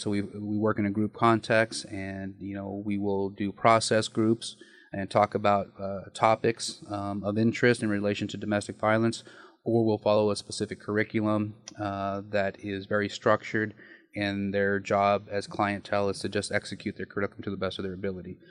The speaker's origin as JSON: {"language": "English", "town": "Nyssa", "region": "Oregon", "country": "United States", "tie": "born or raised there", "moved": "yes", "lives_now": "Kuna, United States", "said": "Born and raised in Nyssa, Oregon"}